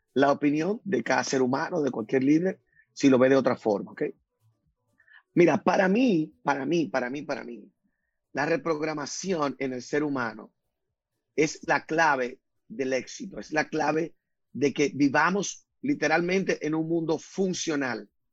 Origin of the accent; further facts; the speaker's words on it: Dominican Republic; yo nací en la República Dominicana, del país donde me siento muy orgulloso.